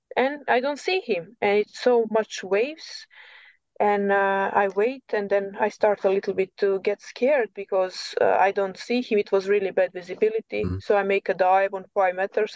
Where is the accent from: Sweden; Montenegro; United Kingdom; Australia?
Montenegro; English is a second language; moved away as an adult; also born or lived in coast of Montenegro; now in Norway; I'm from Montenegro, so I moved from uh, coast. I mean, from the middle of Montenegro, I moved to the coast